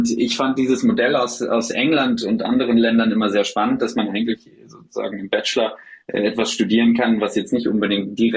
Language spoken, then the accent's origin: German; Hesse, Germany; ich komme ursprünglich aus dem Rheingau, aus der Nähe von Frankfurt. Und da ist der Weinbau extrem groß.